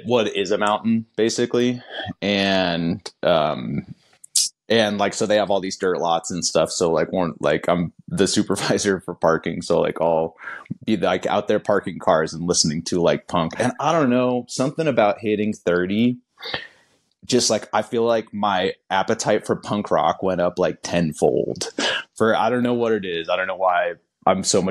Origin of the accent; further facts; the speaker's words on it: Kansas City, United States; I grew up in Kansas City, so which is about as far as you can get from that type of scene